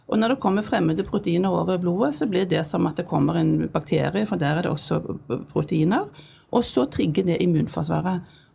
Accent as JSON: {"language": "Norwegian", "town": "Stavanger", "region": "Rogaland", "country": "Norway", "also_born_or_lived": "Bergen / Narvik", "moved": "as an adult", "said": "jeg er fra Stavanger, men jeg kom jo hit da i 1979, så jeg har jo studert her. Og vi bodde jo her i 15 år"}